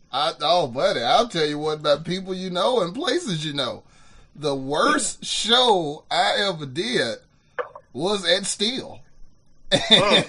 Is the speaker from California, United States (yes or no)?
no; Birmingham, Alabama, United States; I was born and raised on Norwood Boulevard